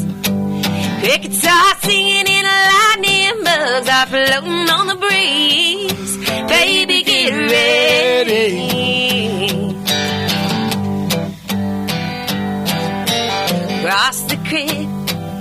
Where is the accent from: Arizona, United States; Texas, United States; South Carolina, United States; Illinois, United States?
South Carolina, United States; Charleston; I was born in Charleston, South Carolina